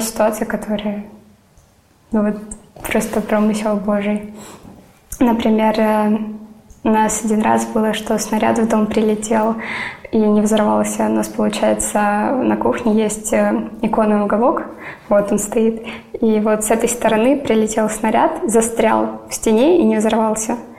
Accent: Donetsk, Donetsk Oblast, Ukraine; moved away as an adult; now in Sevastopol, Crimea; Я родилась и выросла в Донецке.

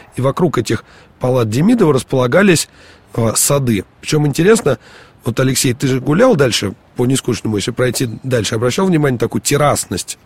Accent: Moscow, Russia; мы, москвичи, будем говорить нескучный, поскольку у нас такая особенная, особенность произношения

